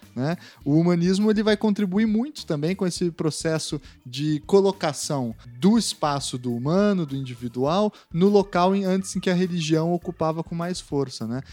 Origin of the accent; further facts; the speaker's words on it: Brazil; enquanto brasileiros